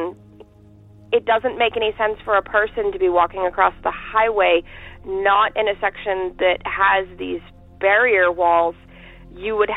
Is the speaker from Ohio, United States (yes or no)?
no; Boston, Massachusetts, United States; I'm also from the Boston area